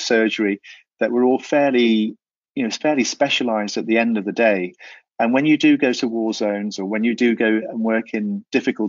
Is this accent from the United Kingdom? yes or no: yes; England, United Kingdom; first language Welsh; English is a second language; also born or lived in South Wales; I was brought up by my grandparents in this very small village till I was about five, and then picked up by my parents from that age on